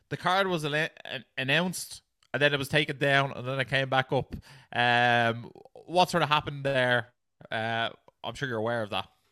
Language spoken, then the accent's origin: English; Ireland; we're Irish